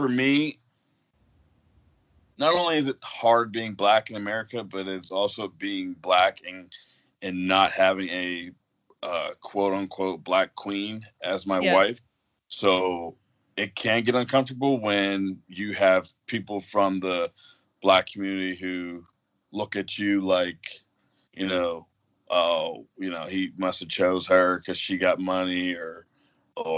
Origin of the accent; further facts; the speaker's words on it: Pittsburgh area, Pennsylvania, United States; moved away as an adult; also born or lived in Dover, Ohio / Philadelphia; now in Massillon, United States; I am originally from Pittsburgh. I grew up in a small town about 20 minutes south or north of the city of Pittsburgh.